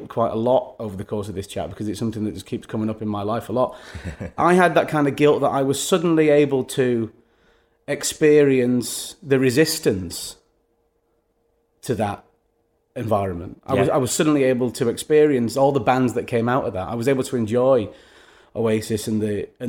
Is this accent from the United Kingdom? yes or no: yes; Manchester, North West England, United Kingdom; growing up in Manchester